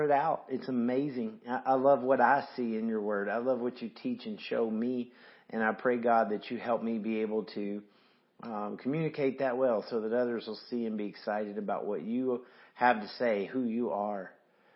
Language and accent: English; the South, United States; I'm from the South